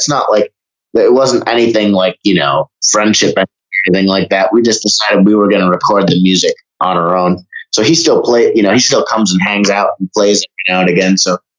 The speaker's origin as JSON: {"language": "English", "region": "Vermont", "country": "United States", "tie": "born or raised there", "said": "Oh man, I was a very quiet and anxious child in public, but as soon as I got home, I turned into that eccentric sort of freak."}